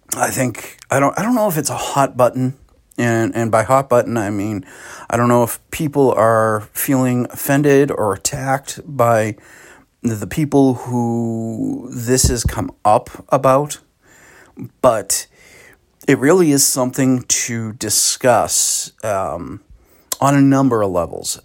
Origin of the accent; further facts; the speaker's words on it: Boston, Massachusetts, United States; also born or lived in West Roxbury; now in Sutton, United States; I grew up, you know, in, in, in the Boston metro region. I was born in Boston